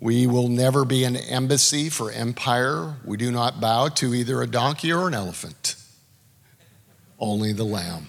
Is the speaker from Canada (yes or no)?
yes; Canada; now in United States; I'm a Canadian